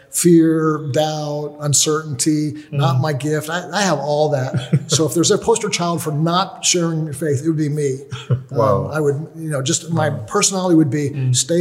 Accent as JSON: {"language": "English", "country": "United States", "said": "I'm from the United States"}